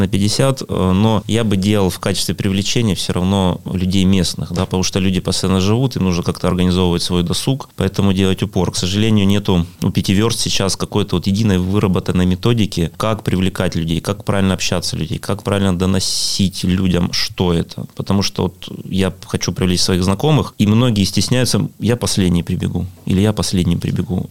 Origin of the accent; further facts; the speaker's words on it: Pyatigorsk, Stavropol Krai, Russia; Я родился в Пятигорске, коренной пятигорчанин